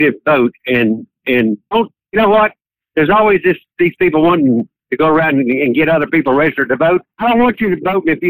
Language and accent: English; West Virginia, United States; I'm from West Virginia